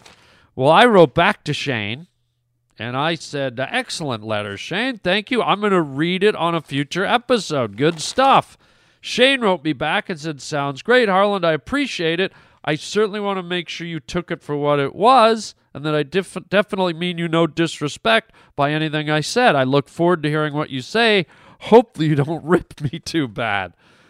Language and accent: English; Canada; also born or lived in United States; you're a Canadian, I'm a Canadian and an American. Canada's a big country.